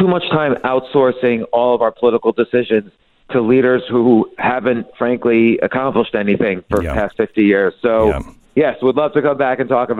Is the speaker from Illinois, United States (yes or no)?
no; New York, United States; I wish the best for New York. I'm a New Yorker. My kids are New Yorkers. I live there all my life